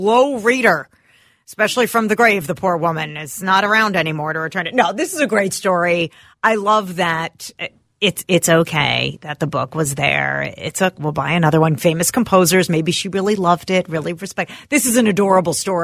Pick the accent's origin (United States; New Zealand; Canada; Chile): United States; St. Louis Park, Minnesota; my hometown, right? This is St. Louis Park